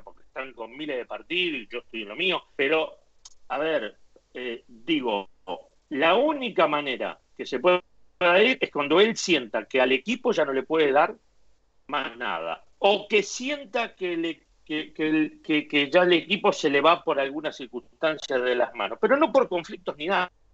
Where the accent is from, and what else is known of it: Argentina; moved away as an adult; also born or lived in Spain; now in Madrid, Spain